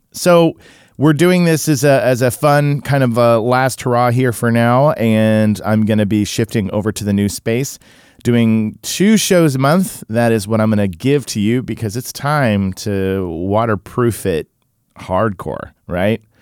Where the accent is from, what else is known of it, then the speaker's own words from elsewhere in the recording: Tulsa, Oklahoma, United States; somebody like me who grew up in in Tulsa